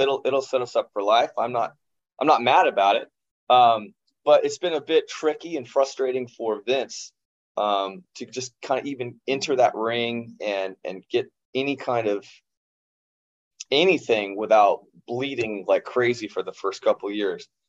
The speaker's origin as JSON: {"language": "English", "region": "Kansas", "country": "United States", "tie": "born or raised there", "said": "Growing up in Kansas"}